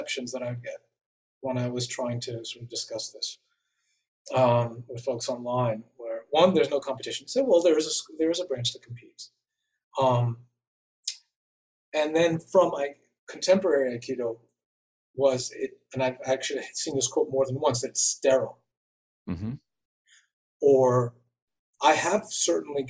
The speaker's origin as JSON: {"language": "English", "town": "New York City", "region": "New York", "country": "United States", "tie": "born or raised there", "moved": "yes", "said": "I grew up in New York City in the Bronx and in the 70s and 80s"}